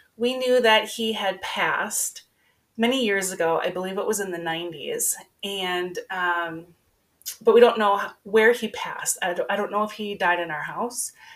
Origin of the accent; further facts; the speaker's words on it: Minnesota, United States; I'm a girl from Minnesota, born and raised